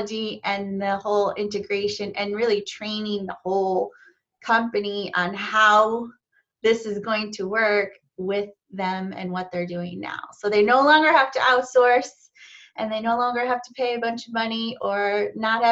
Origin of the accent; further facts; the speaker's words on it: Cleveland, Ohio, United States; now in Charlotte, United States; I live in Charlotte, North Carolina, but I'm actually from Cleveland, Ohio